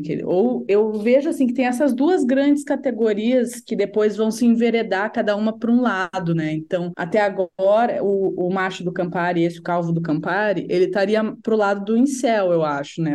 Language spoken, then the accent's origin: Portuguese; Rio Grande do Sul, Brazil; eu sou gaúcha